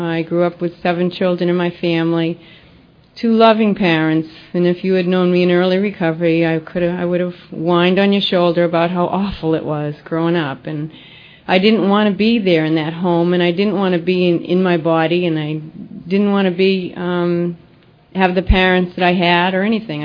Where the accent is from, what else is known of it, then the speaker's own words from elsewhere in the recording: Lexington, Massachusetts, United States; also born or lived in Lynnfield, Massachusetts; I did grow up in Boston. I grew up in Lexington, Mass.